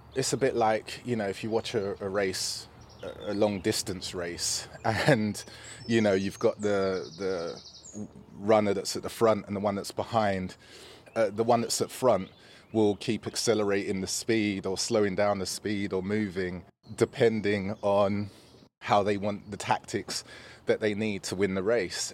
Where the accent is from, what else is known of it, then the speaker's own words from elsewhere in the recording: London, United Kingdom; I grew up in Newham, and I grew up in Newham seventies and eighties